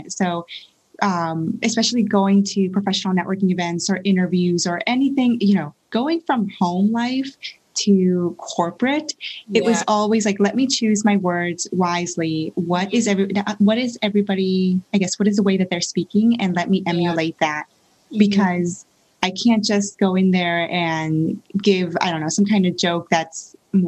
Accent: Pennsylvania, United States; also born or lived in California; was born in California, but raised in Pennsylvania

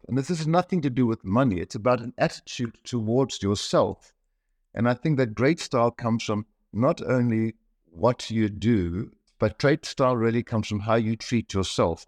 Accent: Kitwe, Copperbelt Province, Zambia; moved away; I was born in Central Africa in Zambia, in Kitwe

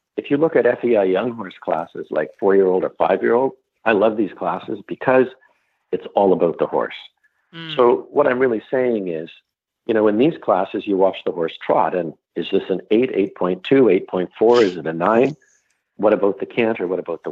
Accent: Canada; I'm Canadian

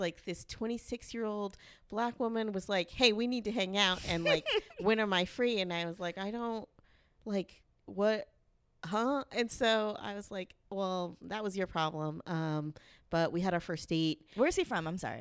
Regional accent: the South, United States; I'm from the South. I'm a lady

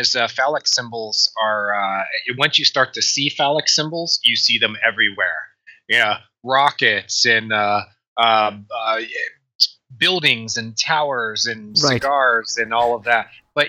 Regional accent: Dayton, Ohio, United States; Dayton, Ohio.

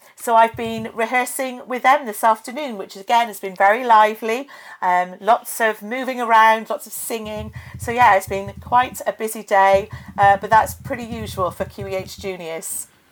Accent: Forest of Dean, Gloucestershire, South West England, United Kingdom; I'm from Gloucestershire. I grew up in the Forest of Dean

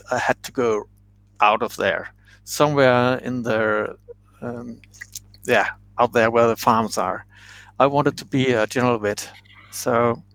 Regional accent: west Zealand, Denmark; So 1 hour from Copenhagen, that's where I grew up in the province

